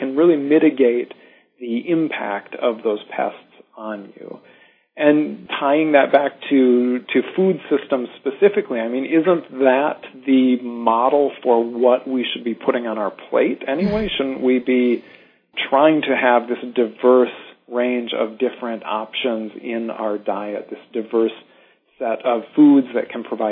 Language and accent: English; North Dakota, United States; I'm from North Dakota originally, and throughout my childhood exposure to the farms around me in North Dakota